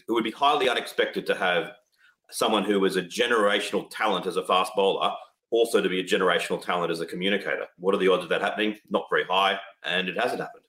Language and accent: English; Australia; I'm an Australian